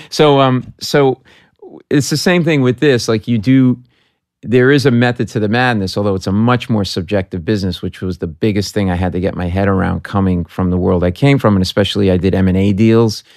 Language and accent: English; Providence, Rhode Island, United States; moved away as an adult; I was a middle-class kid from, I am from Providence, Rhode Island